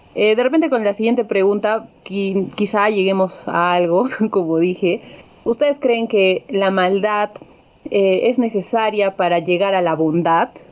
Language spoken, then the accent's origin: Spanish; Peru; como peruanos